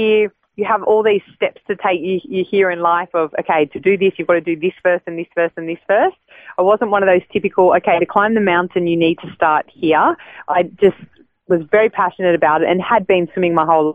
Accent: Sydney, New South Wales, Australia; born and raised in Sydney

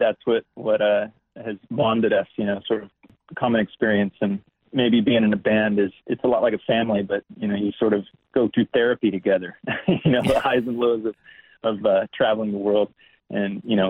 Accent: California, United States; also born or lived in Amsterdam, Netherlands; I was born in Amsterdam in the Netherlands, and my dad was a musician and was touring through Europe. My parents were, and ended up living in Europe for a few years as a young child, and then moved to California after elementary school.

